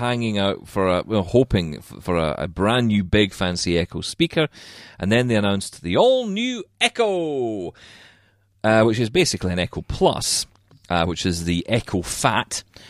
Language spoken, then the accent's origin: English; Scotland, United Kingdom; We all like a bit of swearing. I'm Scottish.